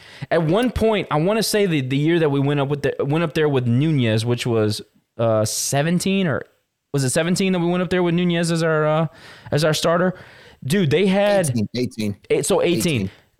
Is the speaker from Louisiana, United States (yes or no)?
yes; St. Landry Parish, Louisiana, United States; I'm from St. Landry Parish.